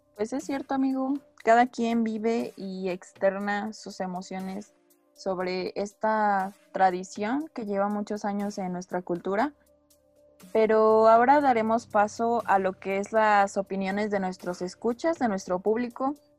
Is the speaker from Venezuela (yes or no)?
no; Mexico; nuestra tradición, la cual es del Día de Muertos